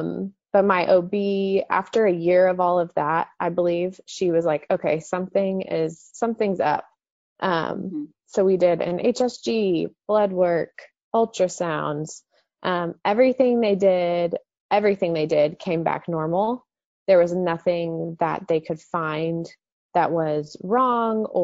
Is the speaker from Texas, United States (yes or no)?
yes; Dallas, Texas, United States; born or raised there